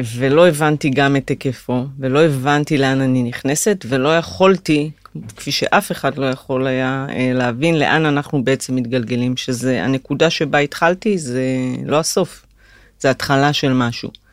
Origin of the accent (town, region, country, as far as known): Migdal HaEmek, Northern District, Israel; born or raised there; moved away as an adult